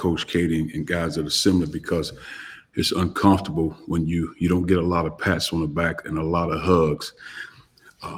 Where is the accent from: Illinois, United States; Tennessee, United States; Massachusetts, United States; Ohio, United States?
Illinois, United States; East St. Louis; moved away as an adult; also born or lived in West Lafayette, Indiana; I grew up in East St. Louis, Illinois